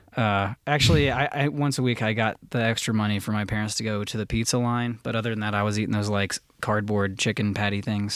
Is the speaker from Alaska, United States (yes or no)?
no; north of Cincinnati, Ohio, United States; also born or lived in Florida / Los Angeles; I'm from Ohio. I'm from, I was raised in the country north of Cincinnati